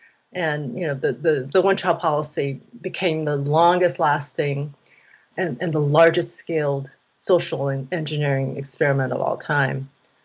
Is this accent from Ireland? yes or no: no; Taiwan; You know, growing up, we saw a lot of, like, soap opera. I grew up in Taiwan.